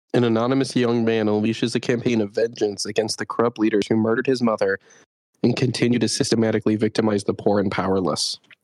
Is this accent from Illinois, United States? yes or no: yes; Chicago, Illinois, United States; moved away as an adult; now in Japan; I didn't have to deal with wild monkeys growing up in Chicago